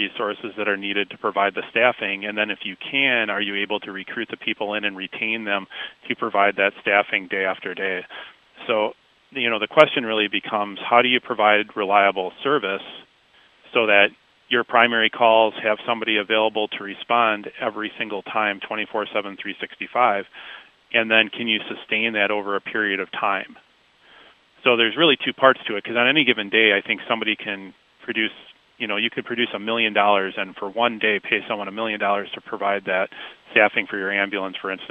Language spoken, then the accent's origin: English; Washington Island, Wisconsin, United States; also born or lived in Waukesha, Wisconsin; I grew up on Washington Island, which is in northern Door County.